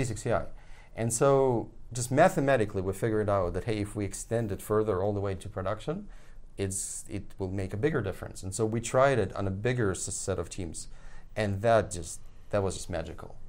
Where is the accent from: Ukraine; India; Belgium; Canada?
Ukraine; moved away; I was born there